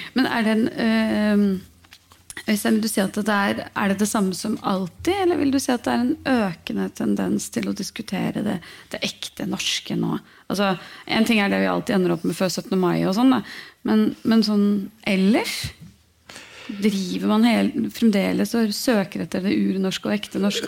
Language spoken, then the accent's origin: Norwegian; Norway; Når man er født og oppvokst i Norge